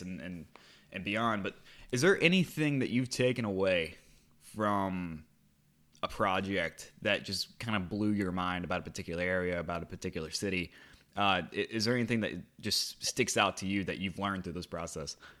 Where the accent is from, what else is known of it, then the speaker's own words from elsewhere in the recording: United States; an American who has been watching the Premier League since 2015